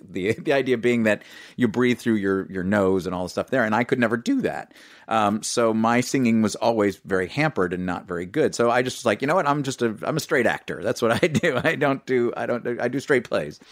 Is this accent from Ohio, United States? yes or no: no; New York City, New York, United States; I grew up in New York City.